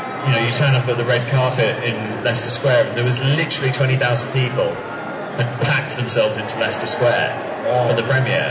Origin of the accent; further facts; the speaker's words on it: New Zealand; moved away; I was born in New Zealand.